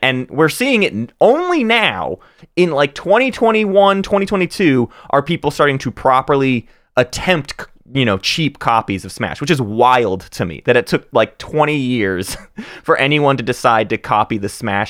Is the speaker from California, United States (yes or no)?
no; Arkansas, United States; we're growing up in Arkansas, Northwest Arkansas.